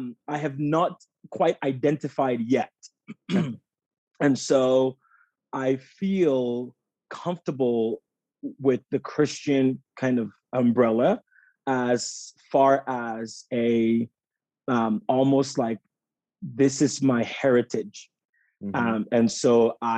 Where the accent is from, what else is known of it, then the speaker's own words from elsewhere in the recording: Ghana; moved away as an adult; also born or lived in Switzerland; now in Durango, United States; I'm originally from West Africa, from Ghana